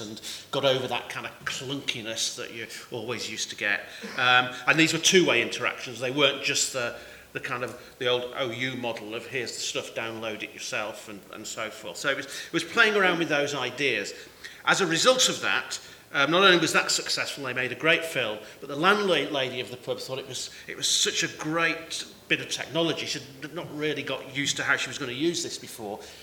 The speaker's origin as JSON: {"language": "English", "town": "Manchester", "region": "North West England", "country": "United Kingdom", "moved": "yes", "lives_now": "Cornwall, United Kingdom", "said": "I come from Manchester originally"}